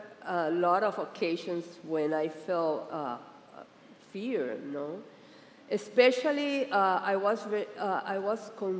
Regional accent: Puerto Rico; now in Miami, United States; Especially when we came from Puerto Rico to here to Miami, I was very concerned that, you know, that you how you're gonna get accustomed here in the United States

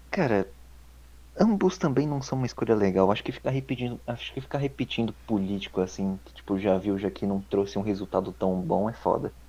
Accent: Brazil; eu, como brasileiro

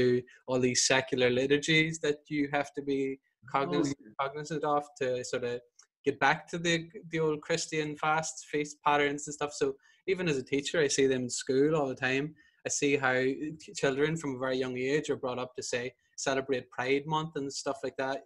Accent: Northern Ireland, United Kingdom; whenever I grew up in Northern Ireland, you're Catholic, but it's a very ethnic identity

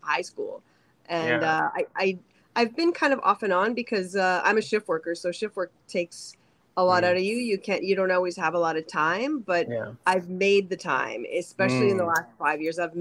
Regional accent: Thunder Bay, Ontario, Canada; I'm from Thunder Bay. So I went to Confederation College in Thunder Bay

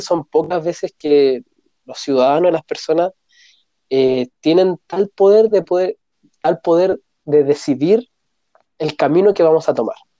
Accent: Chile; somos los chilenos

